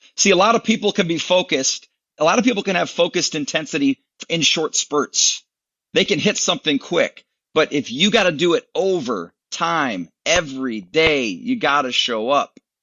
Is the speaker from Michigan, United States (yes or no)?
yes; Michigan, United States; moved away as an adult; also born or lived in Lynchburg, Virginia / Atlanta, Georgia; now in Tennessee, United States; I grew up uh, a Michigan guy